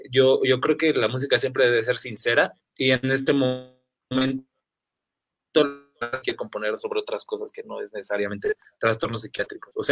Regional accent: Mexico City, Mexico; la mayoría de somos de la Ciudad de México originarios.

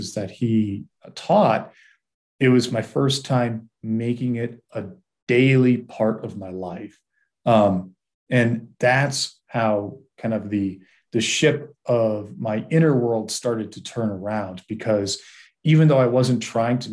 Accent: Massachusetts, United States; I grew up in Massachusetts and in the 80s and 90s.

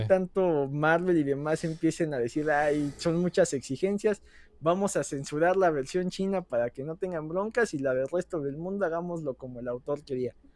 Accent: Mexico

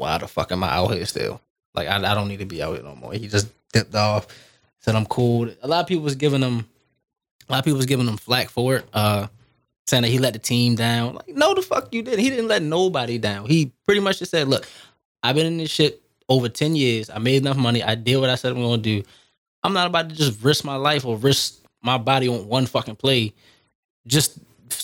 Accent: Baltimore, Maryland, United States; I'm from Baltimore

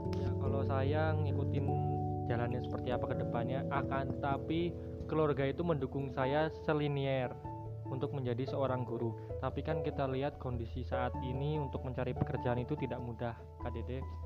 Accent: Wonosobo, Central Java, Indonesia; Saya berasal dari Wonosobo sama seperti Kak Dede

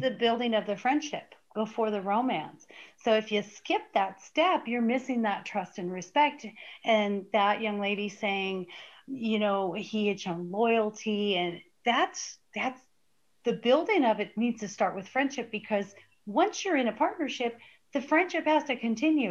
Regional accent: Arizona, United States; I grew up in Arizona and we used to lay out in baby oil as teenagers

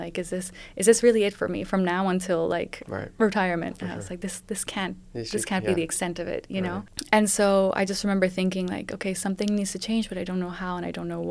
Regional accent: Madrid, Community of Madrid, Spain; moved away as an adult; also born or lived in London, United Kingdom; so I grew up mostly in Spain. In Madrid, I went to an international school

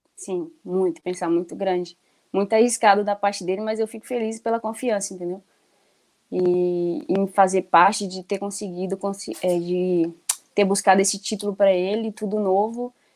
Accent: Timóteo, Minas Gerais, Brazil; also born or lived in Coronel Fabriciano; eu nasci em Timóteo, né? É, a gente mudou para Fabriciano uh, com 11 anos

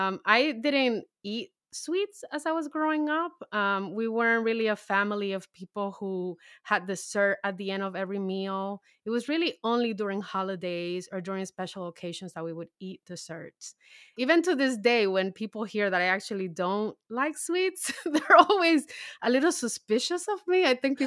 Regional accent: Dominican Republic; And it is a dish that I grew up eating in the Dominican Republic.

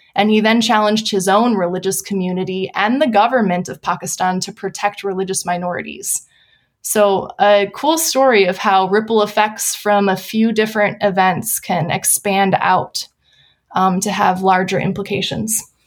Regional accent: Wisconsin, United States; moved away as an adult; also born or lived in Pasadena, California; now in San Diego, United States; I'm originally from Wisconsin, I have fond memories of growing up in a church plant

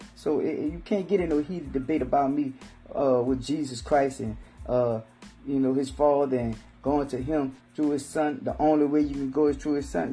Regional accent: New Orleans, Louisiana, United States; accent: Southern slang; I'm from New Orleans, so, you know, Hurricane Katrina, uh, I've been through several hurricanes.

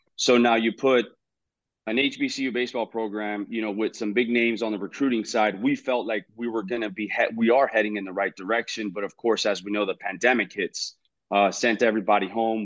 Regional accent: Hialeah, Florida, United States; we moved to Hialeah, uh, two years after, and that's in my hometown

